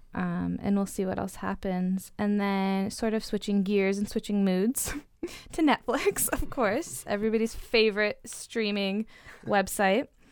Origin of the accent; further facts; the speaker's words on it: Oregon, United States; growing up in Oregon